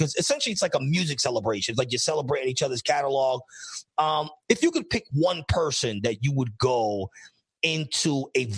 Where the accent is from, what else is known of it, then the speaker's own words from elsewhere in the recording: New York City, New York, United States; I'm from the Bronx.